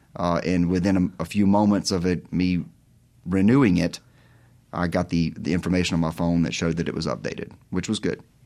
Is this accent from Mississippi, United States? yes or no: yes; Terry, Mississippi, United States; I'm from Mississippi. Uh, grew up in, uh, Terry